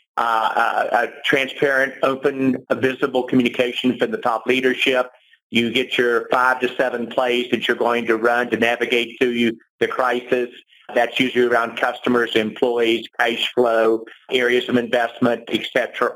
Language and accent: English; West Virginia, United States; moved away; my home state of West Virginia